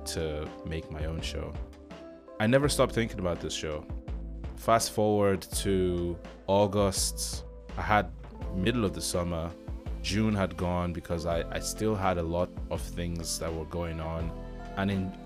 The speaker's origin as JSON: {"language": "English", "country": "United Kingdom", "also_born_or_lived": "Nigeria", "moved": "yes", "lives_now": "Ireland", "said": "I'm a British Nigerian living in Ireland."}